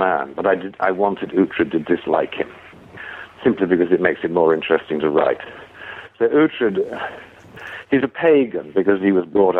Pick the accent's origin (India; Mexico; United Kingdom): United Kingdom; moved away as an adult; now in United States; those of us who were born and brought up in Britain